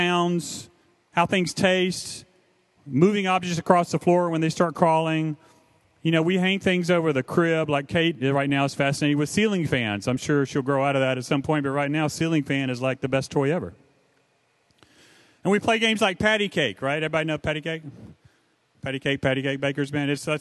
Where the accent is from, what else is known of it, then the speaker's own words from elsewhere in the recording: the South, United States; I was raised in the South